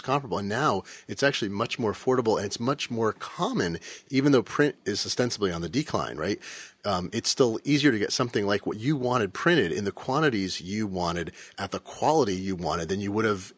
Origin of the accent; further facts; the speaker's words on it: Seattle, Washington, United States; my hometown of Seattle